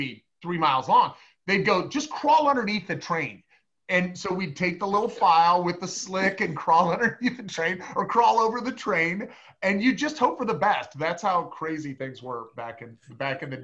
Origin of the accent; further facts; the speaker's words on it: Newton, Iowa, United States; moved away as an adult; also born or lived in Texas; now in Kansas City, United States; I grew up in Newton, Iowa